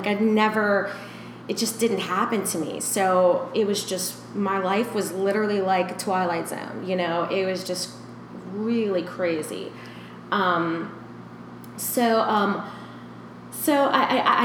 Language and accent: English; Louisiana, United States; also born or lived in Nicaragua; My dad and my mom had me here in Louisiana, and then my mom moved with me in Nicaragua, and I was there for like 3 years, because when I came back here, I couldn't speak English.